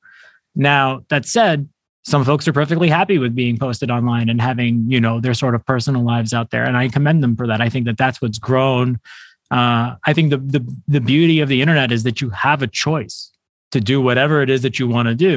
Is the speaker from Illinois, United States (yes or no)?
no; New York City, New York, United States; I'm born and raised in New York City